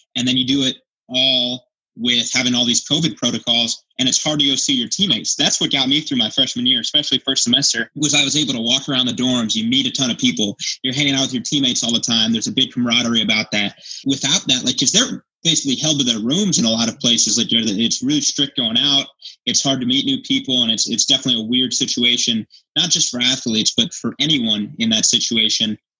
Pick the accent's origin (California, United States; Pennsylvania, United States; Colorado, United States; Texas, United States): Colorado, United States; moved away as an adult; I was the only Colorado kid last year on the team